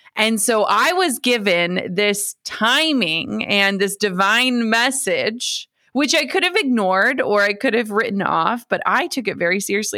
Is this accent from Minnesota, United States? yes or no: yes; Minnesota, United States; I grew up in Minnesota.